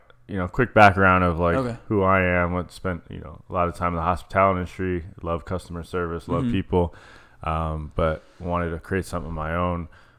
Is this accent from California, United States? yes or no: no; Chandler, Arizona, United States; I was born and raised in Chandler, East Valley